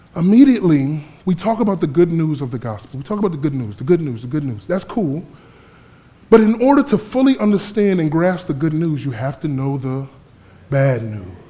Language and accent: English; Florida, United States; moved away as an adult; also born or lived in Fort Myers, Florida; now in Camden, United States; I grew up in Florida